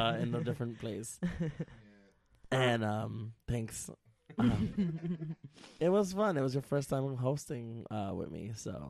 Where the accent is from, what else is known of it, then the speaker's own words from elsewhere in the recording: New York City, New York, United States; I'm such a New Yorker